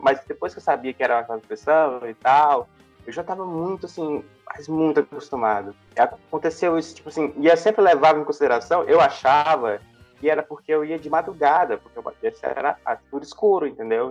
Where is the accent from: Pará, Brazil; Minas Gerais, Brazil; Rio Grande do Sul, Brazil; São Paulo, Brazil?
Pará, Brazil; Jacundá; now in Goiânia, Brazil; fica no sudeste do Pará, ali próximo de Marabá